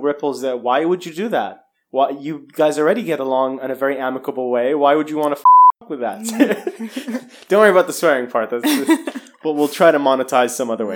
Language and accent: English; Saudi Arabia; growing up in Saudi